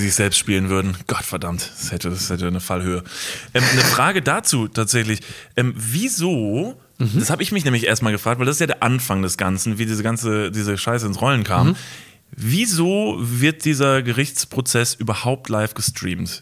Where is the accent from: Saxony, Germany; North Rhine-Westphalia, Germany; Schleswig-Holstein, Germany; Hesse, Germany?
North Rhine-Westphalia, Germany; Kevelaer; ich komme ja aus Kevlar, Wallfahrtsort